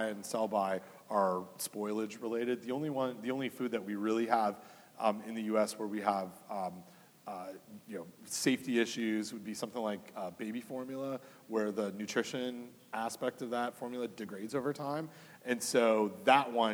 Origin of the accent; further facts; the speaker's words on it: Canada; now in United States; it might be obvious from my accent, but I'm from Canada originally